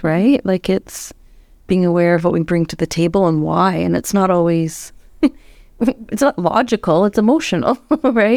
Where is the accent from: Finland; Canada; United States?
Canada; I'm Canadian.